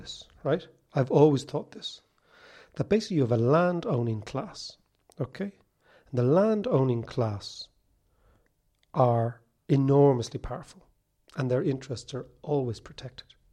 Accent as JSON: {"language": "English", "town": "Monkstown", "region": "Leinster", "country": "Ireland", "tie": "born or raised there", "said": "When I was a kid growing up in Monkstown"}